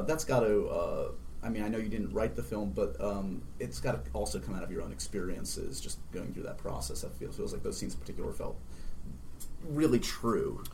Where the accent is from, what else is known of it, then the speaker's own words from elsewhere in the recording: New York City, New York, United States; New York is my hometown.